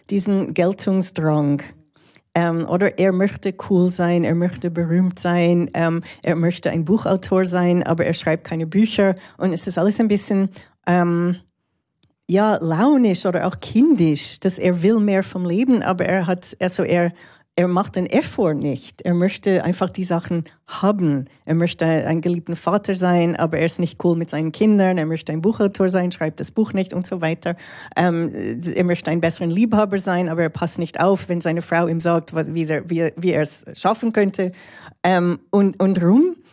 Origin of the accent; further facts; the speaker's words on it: Toronto, Ontario, Canada; also born or lived in Montreal; der Film ist in Kanada gedreht worden, in Montreal und Toronto, wo ich aufgewachsen bin.